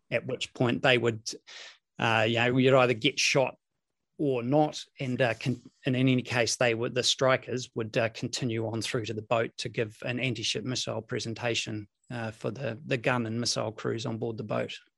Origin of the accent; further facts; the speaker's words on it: Rotorua, Bay of Plenty, New Zealand; I grew up in Rotorua.